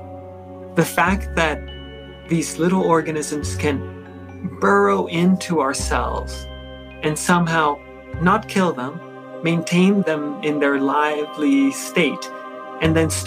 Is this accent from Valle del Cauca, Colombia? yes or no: yes; Cali, Valle del Cauca, Colombia; moved away; where I grew up in Colombia, so Cali, Colombia